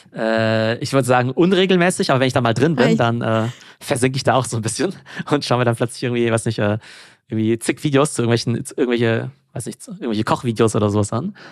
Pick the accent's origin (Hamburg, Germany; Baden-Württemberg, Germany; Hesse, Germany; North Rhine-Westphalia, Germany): Baden-Württemberg, Germany; Karlsruhe; also born or lived in Mannheim / France / England; im schönen Karlsruhe. Ja, das mhm. ist in äh, Baden-Württemberg